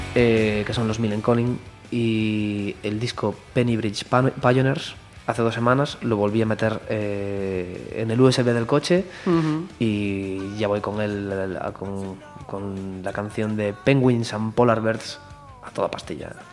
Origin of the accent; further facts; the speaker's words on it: Marín, Galicia, Spain; yo nací en Marín, en, Mogor, eh, parte de mi familia es allí